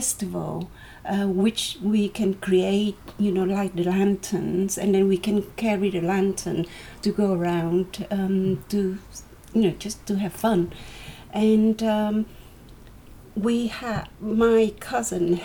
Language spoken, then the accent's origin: English; Vietnam; moved away; I'm from Vietnam, and I live right in the near the countryside